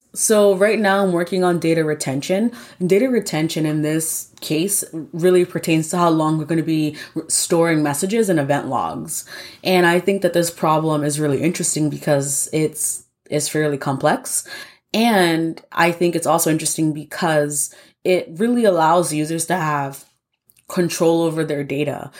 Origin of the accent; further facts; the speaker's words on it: New York, United States; Born and raised in New York